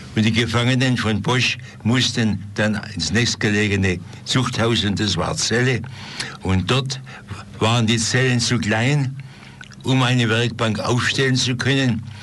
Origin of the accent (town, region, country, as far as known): Stuttgart, Baden-Württemberg, Germany